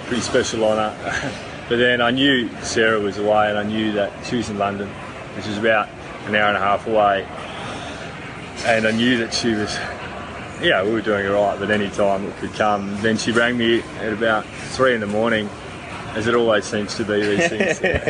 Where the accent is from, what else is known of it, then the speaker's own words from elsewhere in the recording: Sydney, New South Wales, Australia; also born or lived in New Zealand; I grew up in Sydney. I was born in New Zealand, but came across very early. Grew up in Sydney